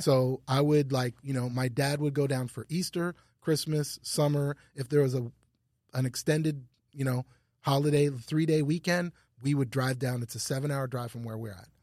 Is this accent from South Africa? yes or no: no; Ottawa, Ontario, Canada; moved away as an adult; also born or lived in New York / Los Angeles / Louisiana; I grew up in, like, downtown Ottawa, and it was really multicultural